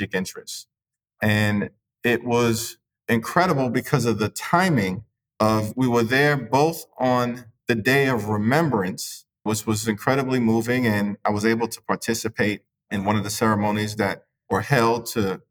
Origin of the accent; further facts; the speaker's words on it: New York City, New York, United States; I'm from New York City, where we consider Jerusalem to be the sixth borough